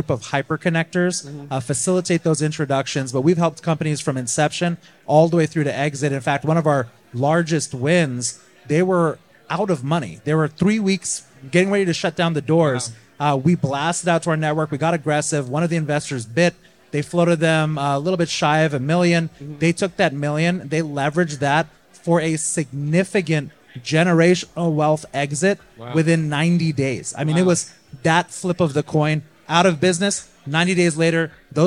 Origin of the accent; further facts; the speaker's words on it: California, United States; now in Tampa Bay, United States; I'm from California originally